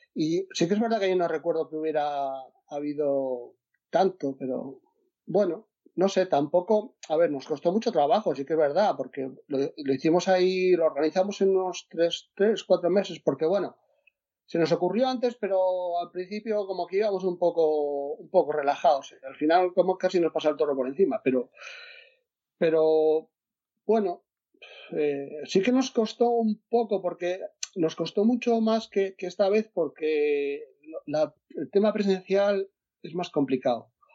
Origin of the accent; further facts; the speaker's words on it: Asturias, Spain; yo soy de Asturias